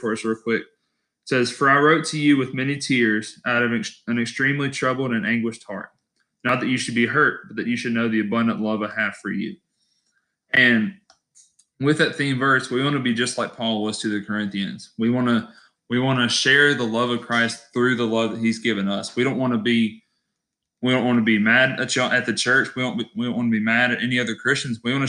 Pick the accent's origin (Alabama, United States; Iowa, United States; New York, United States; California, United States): Alabama, United States; Alabaster; now in Starkville, United States; born in Alabaster, Alabama